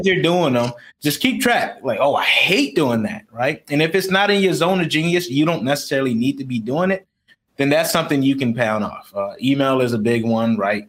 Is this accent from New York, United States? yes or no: yes; Rochester, New York, United States; now in Houston, United States; I grew up in Rochester, New York, as I stated, uh, in uh, in poverty